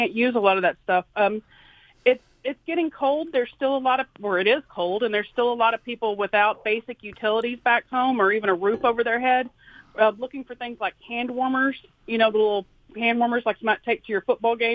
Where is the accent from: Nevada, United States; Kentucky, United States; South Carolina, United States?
Kentucky, United States; Mayfield; now in Athens, United States; my hometown is famous for their high school football program, the Mayfield Cardinals